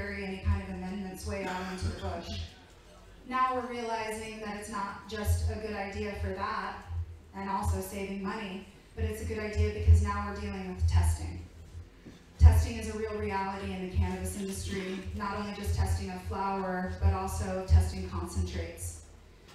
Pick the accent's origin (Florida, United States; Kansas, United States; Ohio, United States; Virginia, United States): Virginia, United States; I'm originally from Virginia, and I grew up in a very strict Republican home